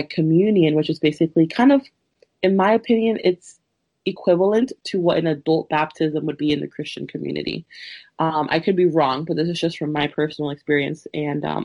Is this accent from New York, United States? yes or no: no; Woodbridge, Virginia, United States; also born or lived in Peru; I have lived in Woodbridge, Virginia, just about my whole life. I was born in Peru, and I came to Woodbridge when I was like around 4 or 5.